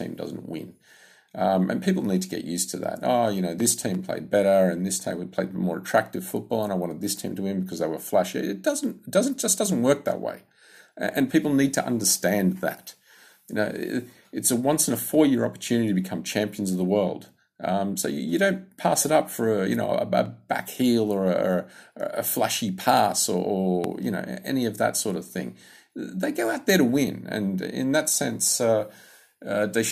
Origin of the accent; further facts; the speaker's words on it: Sydney, New South Wales, Australia; I'm from Sydney, Australia